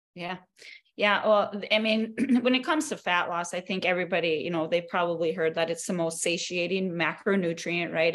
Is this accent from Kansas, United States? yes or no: no; North Dakota, United States; moved away as an adult; now in Arizona, United States; I am born and raised in North Dakota, but currently my husband and I just we moved to Arizona.